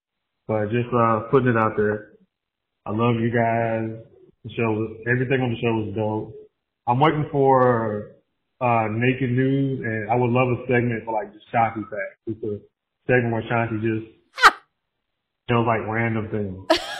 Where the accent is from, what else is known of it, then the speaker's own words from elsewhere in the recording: Atlanta, Georgia, United States; 36, I'm a Leo from Atlanta, no kids, I am poly, I do have a wife